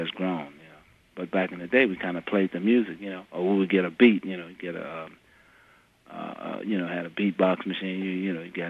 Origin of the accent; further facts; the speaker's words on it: the South, United States; Yeah, I grew up in the South.